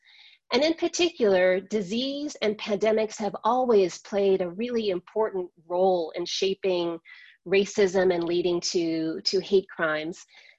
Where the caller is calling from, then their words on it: Minneapolis, Minnesota, United States; I am joining you from Minneapolis, where just blocks from my home, businesses remain boarded up, protests continue.